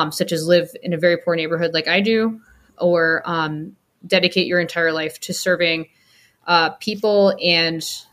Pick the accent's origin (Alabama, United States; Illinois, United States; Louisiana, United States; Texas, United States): Illinois, United States; Rockford; I grew up in Rockford, Illinois, which is an hour and a half-ish outside of Chicago